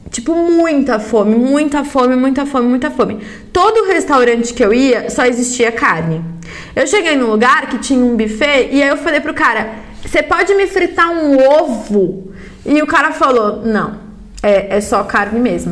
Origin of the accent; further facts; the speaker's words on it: São Paulo, Brazil; eu sou paulista, da onde? Eu falei, ah, da Moca.